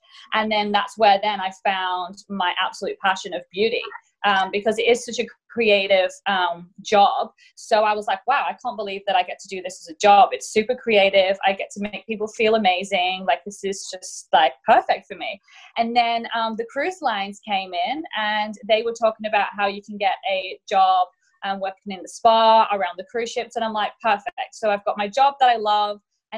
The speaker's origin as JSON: {"language": "English", "region": "England", "country": "United Kingdom", "also_born_or_lived": "Mallorca, Spain", "moved": "as an adult", "lives_now": "Australia", "said": "I'm originally from England and my grandparents actually lived in Spain as I grew up"}